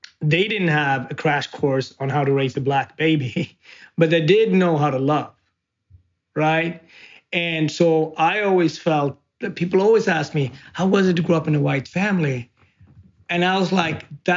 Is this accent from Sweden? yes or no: yes; Sweden; also born or lived in Ethiopia; now in United States; being an immigrant, being a Black man, being a Swede, being Ethiopian, but also being adopted, being American